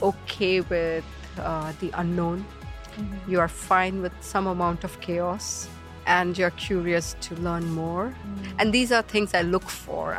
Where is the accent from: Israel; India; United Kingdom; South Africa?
India; Kolkata, West Bengal; moved away as an adult; also born or lived in Dubai; I grew up in Kolkata. It was my hometown.